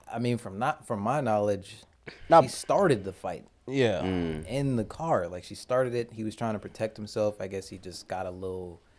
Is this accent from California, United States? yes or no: no; Maryland, United States; I'm from Maryland.